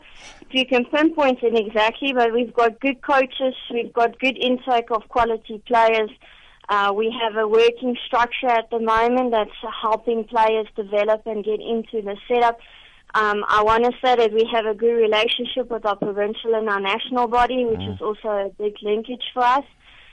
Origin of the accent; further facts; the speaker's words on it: South Africa; going to represent as a South African at the tournament as a technical judge